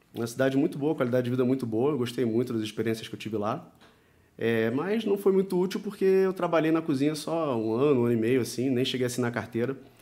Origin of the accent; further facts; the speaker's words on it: Rio de Janeiro, Brazil; eu sou do Rio de Janeiro, tenho 37 anos